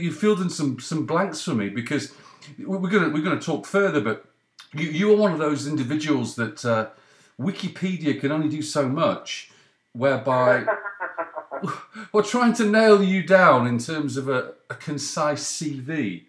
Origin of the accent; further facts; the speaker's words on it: Leeds, Yorkshire and the Humber, United Kingdom; born there; also born or lived in Cheshire; I was born in your neck of the woods. I was born in Leeds.